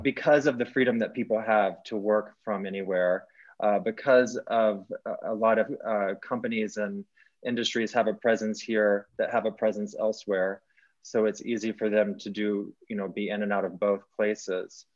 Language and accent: English; Texas, United States; moved away as an adult; now in Colorado, United States; I'm from, I grew up in Texas